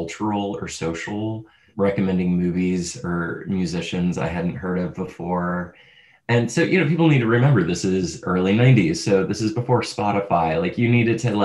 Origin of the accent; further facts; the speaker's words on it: St. Louis, Missouri, United States; I grew up in St. Louis, Missouri